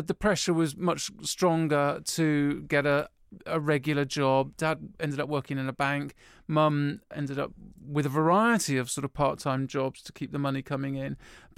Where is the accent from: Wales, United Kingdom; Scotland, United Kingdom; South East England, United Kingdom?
South East England, United Kingdom; Woking; also born or lived in Cotswolds; I grew up in Woking, which is, you know, a little suburban town half an hour from London, you may know it, in Surrey. And and that was sort of, yeah, very suburban, but with a bit of countryside nearby. But then when I was 11, we moved to the Cotswolds, super country-ish.